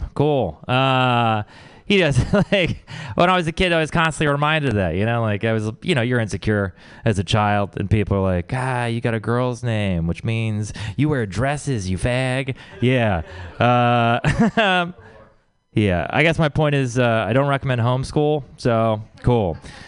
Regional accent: Texas, United States; I grew up in the Bible Belt where it is all about Jesus

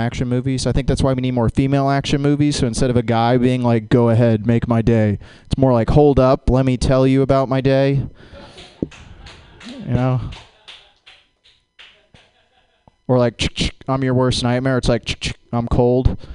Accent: Jacksonville, Florida, United States; Growing up in Jacksonville

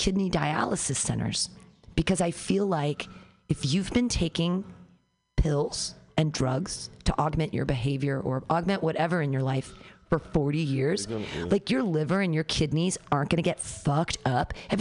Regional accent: United States; as an American

